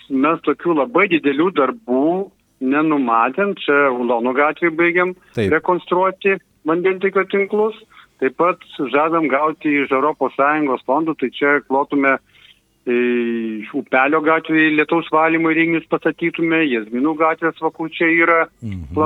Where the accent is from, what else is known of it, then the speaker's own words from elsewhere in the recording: Kaunas, Kaunas County, Lithuania; moved away; aš pats esu kaunietis